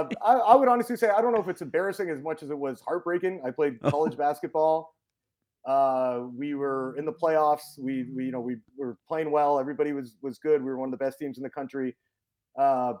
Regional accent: Vancouver, British Columbia, Canada; moved away as an adult; I grew up in Vancouver, Canada

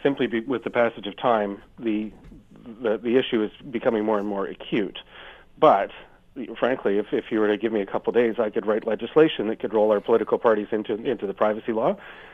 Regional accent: Canada; as a Canadian standing in Canada

